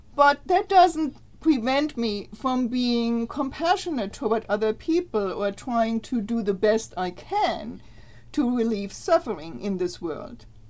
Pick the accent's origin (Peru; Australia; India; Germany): Germany; now in United States; I'm from Germany